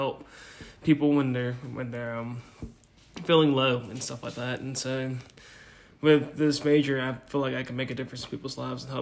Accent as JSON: {"language": "English", "town": "Helena", "region": "Alabama", "country": "United States", "said": "I'm from Helena, Alabama"}